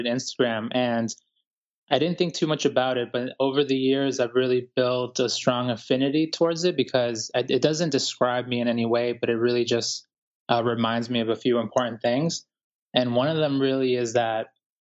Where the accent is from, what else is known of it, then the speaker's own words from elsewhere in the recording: Boston, Massachusetts, United States; also born or lived in Guayaquil, Ecuador; now in New York City, United States; I was born in Ecuador, Guayaquil, Ecuador, to be exact. And I grew up here in the United States in Boston, and I'm currently living in New York City